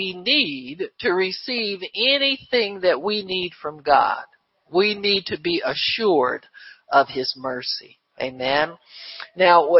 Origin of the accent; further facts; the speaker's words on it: Cleveland, Ohio, United States; when I was a kid, growing up in Cleveland